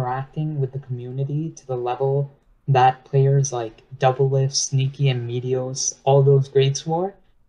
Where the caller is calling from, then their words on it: New York, United States; I'm calling from New York, New York.